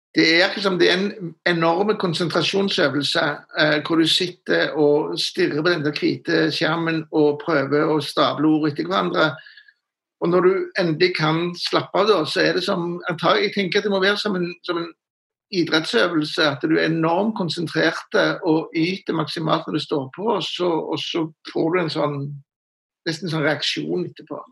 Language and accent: Norwegian; Stavanger, Rogaland, Norway; moved away as an adult; also born or lived in Oslo / Trondheim; jeg er jo Siddis fra Stavanger, fra Sølvberget.